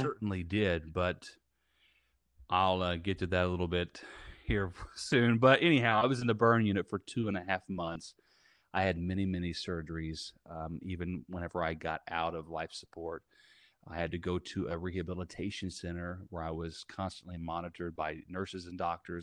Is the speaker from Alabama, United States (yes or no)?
no; Southern Indiana, United States; now in Tampa, United States; I am based out of Tampa, Florida, and I'm originally from Southern Indiana. and, uh, I grew up in the middle of a cornfield.